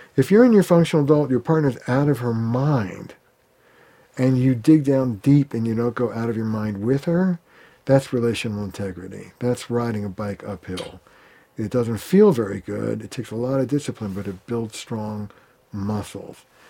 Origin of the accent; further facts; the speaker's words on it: Boston, Massachusetts, United States; I'm from Boston